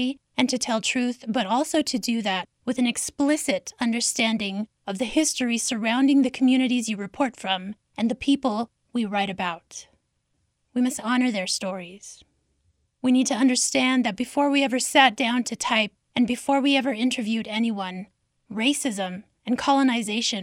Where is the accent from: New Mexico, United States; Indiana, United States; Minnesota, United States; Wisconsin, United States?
New Mexico, United States; Zuni Pueblo and Isleta Pueblo; I'm from Zuni Pueblo and Isleta Pueblo